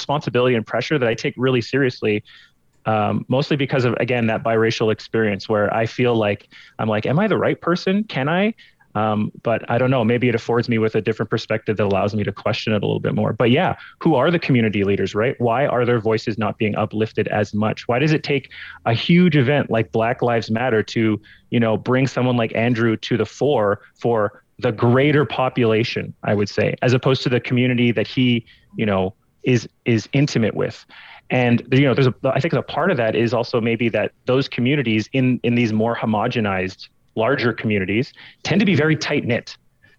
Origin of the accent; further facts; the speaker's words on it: Montreal, Quebec, Canada; moved away; also born or lived in the Prairies; growing up in Montreal, very diverse community